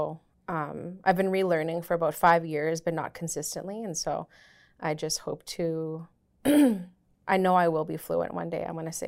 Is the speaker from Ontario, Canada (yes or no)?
no; Swan Lake First Nation, Manitoba, Canada; I'm from Swan Lake First Nation.